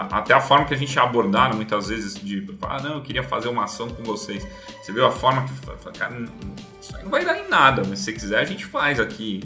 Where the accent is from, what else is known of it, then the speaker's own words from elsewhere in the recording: São Paulo, Brazil; also born or lived in Campinas; meu curta-metragem começa em Campinas, onde eu nasci, então eu não sou aqui da capital. Mudei para São Paulo é, pequeno, é, morei na Zona Norte a vida inteira